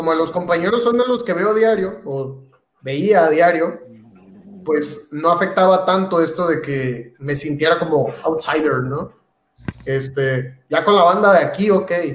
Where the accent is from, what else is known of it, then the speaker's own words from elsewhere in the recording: Mexico; moved away as an adult; now in Bielefeld, Germany; la mayoría pues somos de Latinoamérica y muchos, muchos somos mexicanos